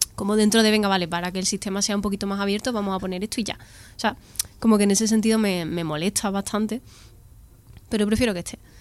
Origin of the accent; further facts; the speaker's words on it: Andalusia, Spain; yo que soy andaluza y me he criado viendo estereotipos de andaluces en las series